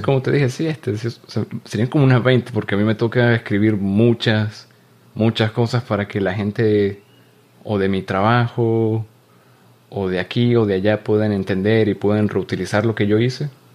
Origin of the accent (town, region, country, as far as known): Venezuela; moved away